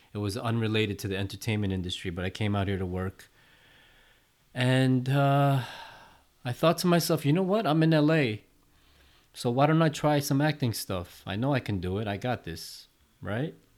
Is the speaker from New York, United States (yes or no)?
yes; New York City, New York, United States; my hometown of Flushing, Queens